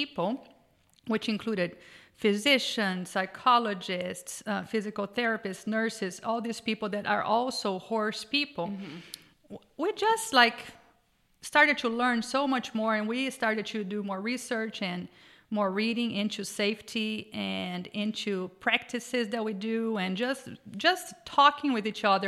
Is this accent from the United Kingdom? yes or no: no; Brazil; moved away; I grew up riding horses in Brazil, working cattle with, ranch horses all my life.